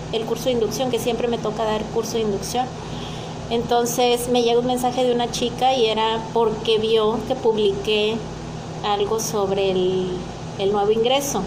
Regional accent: Mexico; soy una mexicana típica

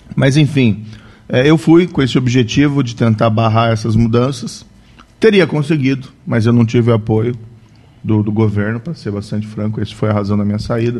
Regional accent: Maringá, Paraná, Brazil; also born or lived in Cascavel; now in Curitiba, Brazil; Eu, na verdade, sou de Maringá, nasci em Maringá.

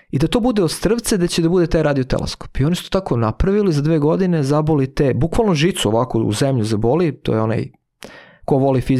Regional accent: Vršac, Vojvodina, Serbia; moved away; za nas koji smo iz, rodom iz Vršca

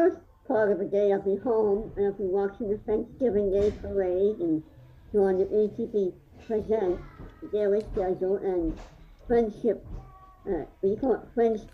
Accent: Phoenix, Arizona, United States; I'm from Phoenix, yeah. Phoenix, Arizona.

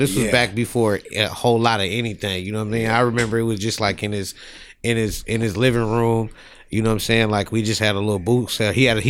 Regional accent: San Diego, California, United States; now in Portland, United States; I'm originally from San Diego, California.

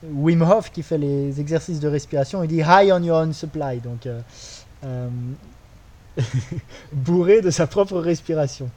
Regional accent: France; moved away as an adult; also born or lived in Australia; now in Bali, Indonesia; Moi, j'ai grandi en France

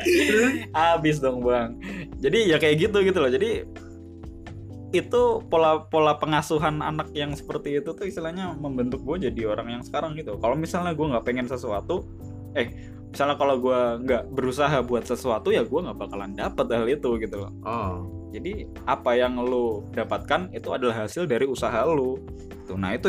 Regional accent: Bali, Indonesia; jadi gue dulu tuh lahir di Bali ya hmm. uh, kecil gue di Bali juga sampai gue SD

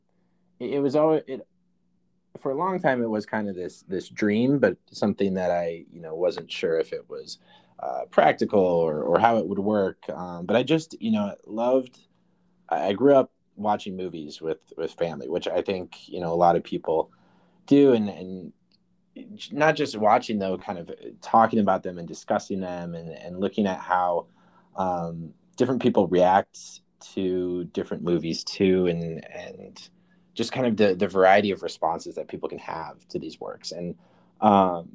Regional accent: Mankato, Minnesota, United States; moved away; I am originally from Minnesota, southern Minnesota, a town called Mankato. Yeah, I lived most of my life there, actually.

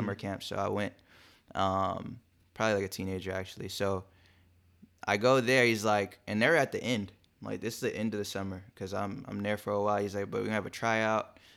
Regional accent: Long Beach, California, United States; also born or lived in Compton / Inglewood; I grew up in Compton and Long Beach, so, uh, and E, uh, Inglewood too

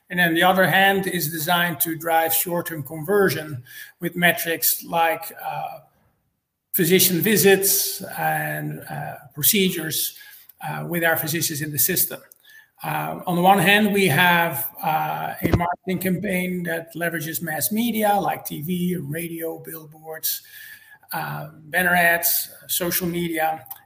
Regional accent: United States; by now my wife and I uh, have a horse farm here in Georgia. I'm American.

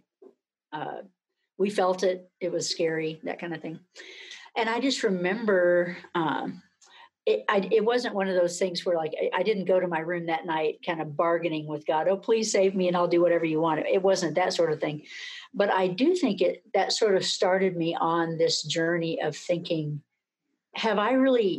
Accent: Hobbs, New Mexico, United States; now in Manhattan, Kansas, United States; currently I'm quarantined in Hobbs, New Mexico, which is my hometown

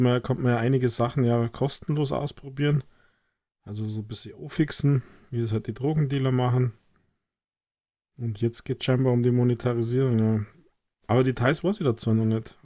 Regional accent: Germany; bei uns in Deutschland

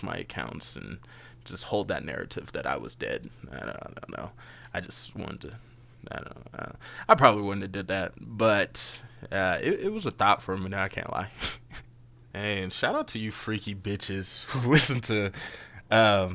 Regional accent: United States; I'm an American

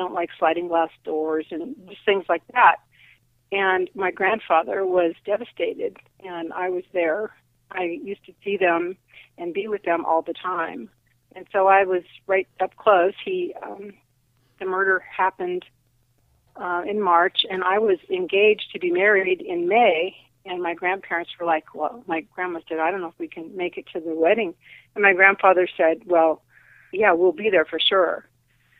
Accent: Sacramento, California, United States; I grew up in Sacramento, and I was there during the East Area Rapist attacks

